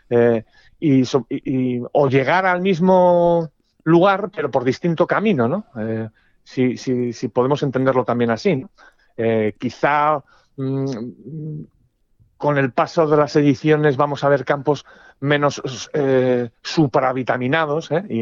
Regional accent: Spain; va a haber tres españoles para ganar el US Open. Porque somos españoles.

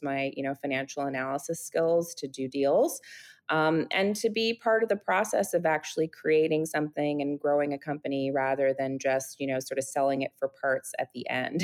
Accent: California, United States; moved away as an adult; now in New York City, United States; I grew up in California

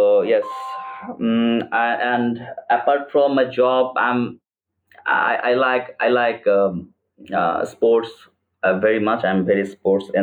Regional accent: Chittagong, Chittagong Division, Bangladesh; now in Dhaka, Bangladesh; I was born in Chittagong, a city in Bangladesh

